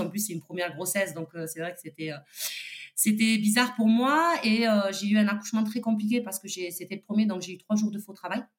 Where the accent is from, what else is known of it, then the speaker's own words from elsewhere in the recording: Toulouse, Occitania, France; je suis toulousaine